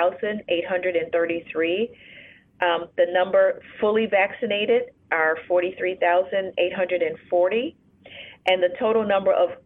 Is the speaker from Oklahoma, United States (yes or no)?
no; Chicago, Illinois, United States; also born or lived in New Orleans, Louisiana; I am a native Chicagoan. So I'm from Chicago